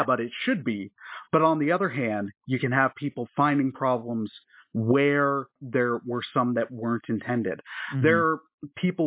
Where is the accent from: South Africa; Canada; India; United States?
Canada; Toronto, Ontario; I grew up in Toronto, which is a very multicultural city.